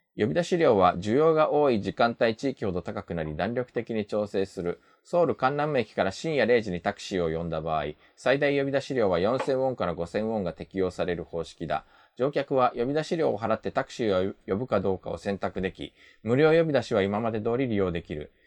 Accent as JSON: {"language": "Japanese", "country": "Japan", "tie": "born or raised there", "also_born_or_lived": "South Korea", "said": "日本生まれ、2回目の韓国在住が先日終わりました。日本人の"}